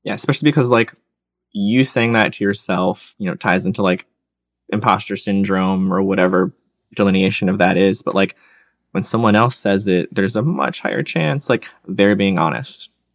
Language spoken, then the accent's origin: English; Michigan, United States; moved away as an adult; also born or lived in Georgia; I grew up in Michigan, tried college up there